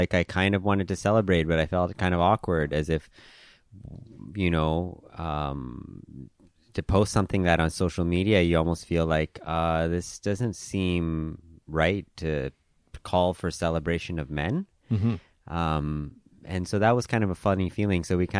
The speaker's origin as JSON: {"language": "English", "country": "Hong Kong", "tie": "born or raised there", "also_born_or_lived": "Vancouver, Canada / Thailand", "said": "My own background, I was born in Vancouver, but I grew up in Hong Kong and Thailand. My parents are Indian, and my grandparents were born in Africa on my dad's side and in India on my mom's side."}